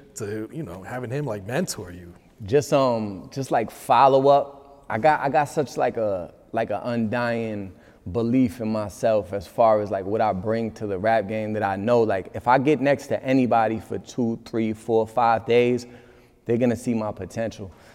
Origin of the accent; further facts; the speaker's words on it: Massachusetts, United States; moved away as an adult; also born or lived in New York; in my hometown, in Mass.